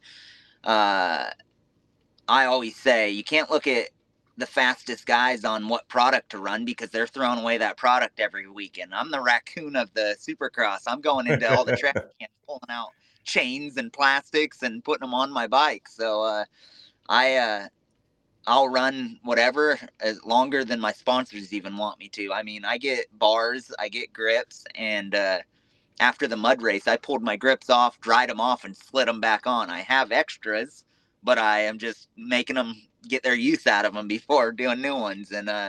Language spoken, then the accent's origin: English; West Coast, United States; We grew up in the West Coast, very, I want to say very poor.